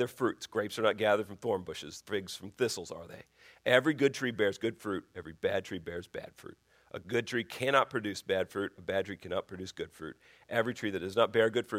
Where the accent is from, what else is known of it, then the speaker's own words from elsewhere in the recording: Colorado, United States; now in Virginia, United States; where I grew up in Colorado